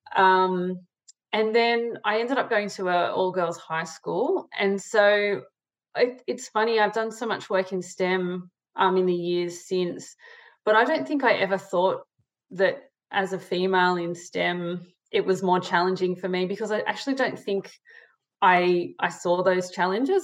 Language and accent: English; Sydney, New South Wales, Australia; I grew up in Sydney, Australia, in the eastern suburbs. So um, Maroubra near the beach.